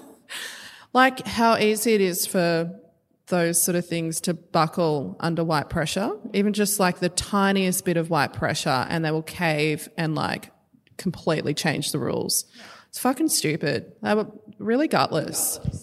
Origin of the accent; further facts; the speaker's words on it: Australia; being a First Nation. I'm, you know, I'm from here